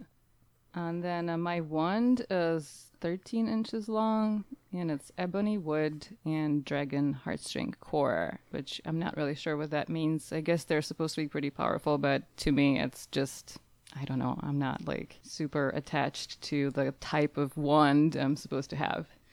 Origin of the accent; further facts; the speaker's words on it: Czechia; now in Nebraska, United States; I'm originally from the Czech Republic, but I currently am living in Nebraska, in the U S